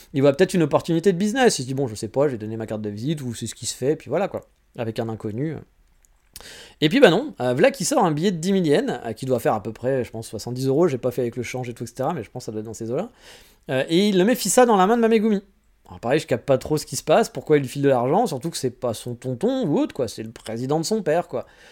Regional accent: France; moved away as an adult; also born or lived in Paris; now in Japan; en tant que Français

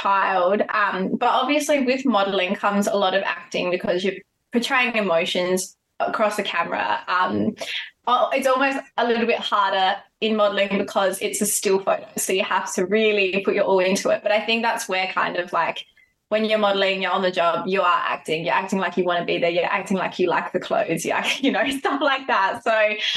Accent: Adelaide, South Australia, Australia; we're both from Adelaide.

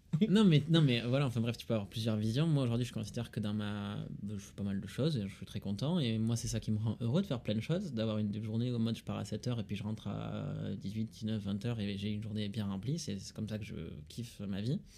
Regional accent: Toulouse, Occitania, France; accent: Toulousain; j'ai l'accent toulousain

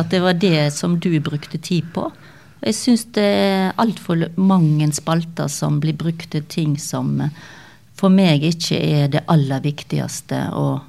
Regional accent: Stord, Vestland, Norway; accent: Stord dialect; så jeg er sånn halv hallingdøl og halv jølstring, oppvokst på Stord

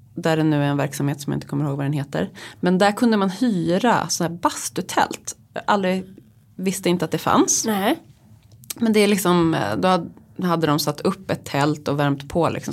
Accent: Uppland, Sweden; now in Stockholm, Sweden; jag kommer ju då från Uppland

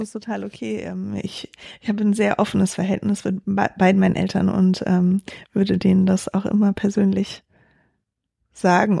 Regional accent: Berlin, Germany; also born or lived in Hesse; Also ich bin in Berlin geboren und in Berlin auch aufgewachsen, den Großteil meiner Kindheit

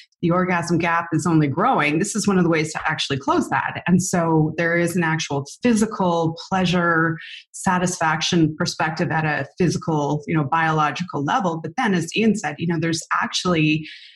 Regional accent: Canada; we're Canadian

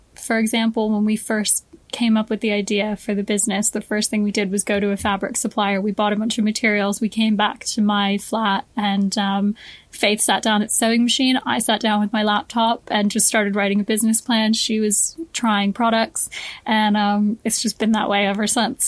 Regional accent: Boston, Massachusetts, United States; moved away as an adult; now in London, United Kingdom; I grew up in Boston in the States um, and I moved to London when I was 18

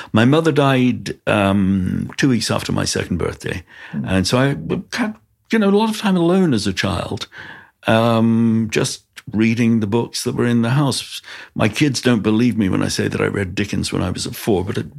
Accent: London, United Kingdom; also born or lived in Golders Green, London; I grew up in Stamford Hill, which is Stoke Newington and Stamford Hill, which is the ultra-Orthodox part of London, in a very Haredi community, but a community that was imbued with the values of Rabbi Shimshon Raphael Hirsch

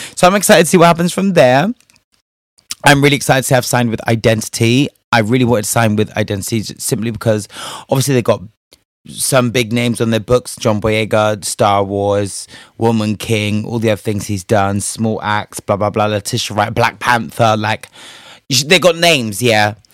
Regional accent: Spain; moved away; I was raised in Spain

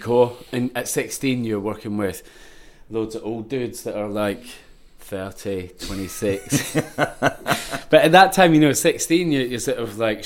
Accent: Ayrshire, Scotland, United Kingdom; I grew up in Ayrshire, Coenning, with my twin brother

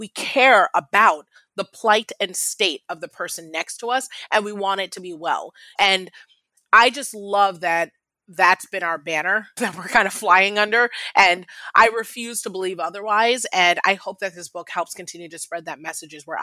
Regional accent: United States; an African girl growing up in America

